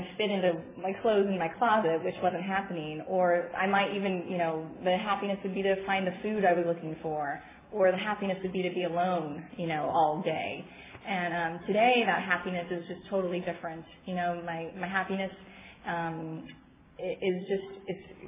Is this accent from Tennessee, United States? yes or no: no; San Diego, California, United States; I am from San Diego